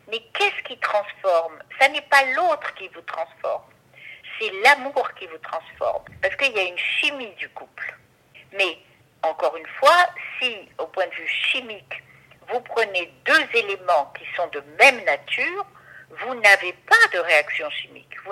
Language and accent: French; Morocco; moved away as an adult; je suis orientale, comme vous savez, puisque je suis marocaine et j'y ai vécu 22 ans. Je suis marocaine